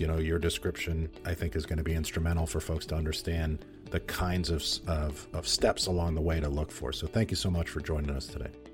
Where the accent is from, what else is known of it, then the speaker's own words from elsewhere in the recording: New York, United States; I grew up in New York